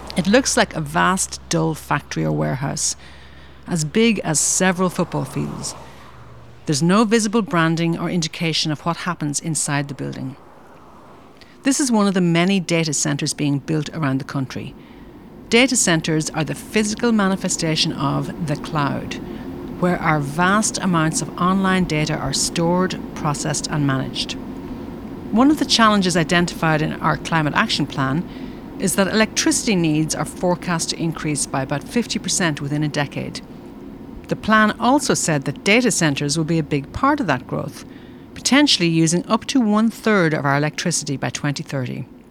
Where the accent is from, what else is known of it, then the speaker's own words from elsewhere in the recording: Donegal, Ulster, Ireland; As a child growing up in Donegal